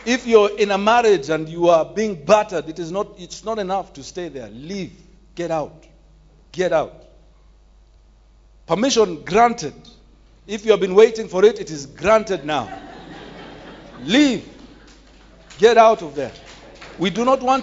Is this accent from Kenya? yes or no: yes; Nairobi, Kenya; Growing up in Nairobi's Woodley Estate, sometimes in our houses we used to hear women screaming for help